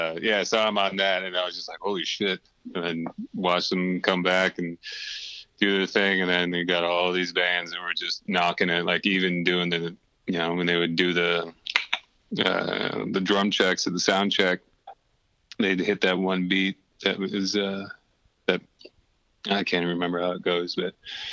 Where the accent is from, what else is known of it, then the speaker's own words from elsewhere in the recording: Whidbey Island, Washington, United States; also born or lived in Norway / Tampa, Florida; And so I was born in Norway. We're over there for a couple of years. You know, I don't obviously don't remember it. But then the family moved back to Whidbey Island and spent some years there. And then the family moved to Tampa, Florida, spent some years there.